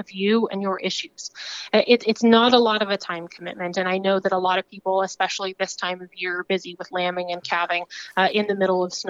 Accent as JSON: {"language": "English", "town": "Casper", "region": "Wyoming", "country": "United States", "moved": "as an adult", "lives_now": "Washington, D.C., United States", "said": "I'm from just the middle of the giant square there, just in Casper"}